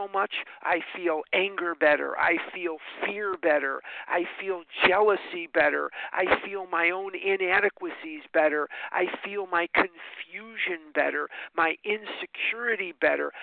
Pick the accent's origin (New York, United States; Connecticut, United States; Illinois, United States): Illinois, United States; Chicago; now in Scottsdale, United States; I was born and raised in Chicago. I live in Scottsdale, Arizona now, but part of my story is I was born and raised in Chicago, Illinois